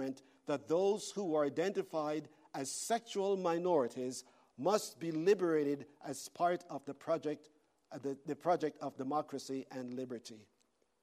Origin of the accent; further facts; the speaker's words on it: Canada; I am a Canadian.